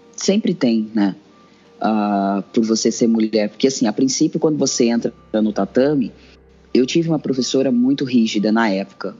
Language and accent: Portuguese; São Paulo, Brazil; Eu cresci na zona sul de São Paulo